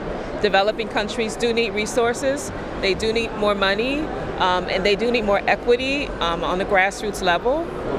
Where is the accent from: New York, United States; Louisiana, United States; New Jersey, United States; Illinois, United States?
Louisiana, United States; New Orleans; I'm from New Orleans, Louisiana.